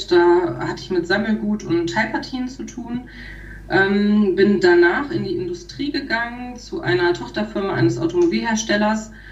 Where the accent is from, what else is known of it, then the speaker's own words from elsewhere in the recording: Peine, Lower Saxony, Germany; also born or lived in Göttingen; Also geboren wurde ich in Göttingen Aufgewachsen bin ich in Peine, also wir sind so mit circa, als ich zwei war, nach